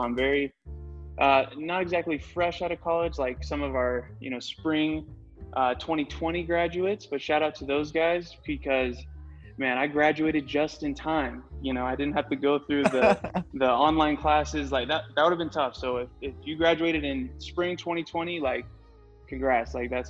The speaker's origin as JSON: {"language": "English", "town": "Oxnard", "region": "California", "country": "United States", "tie": "born there", "also_born_or_lived": "Washington / Uruguay / Idaho / Illinois", "said": "I was born in Oxnard, California, 23 years old. I'm actually a military brat, meaning my dad was in the Navy. So I moved around a lot, lived in California, Washington, Uruguay, Idaho, Illinois."}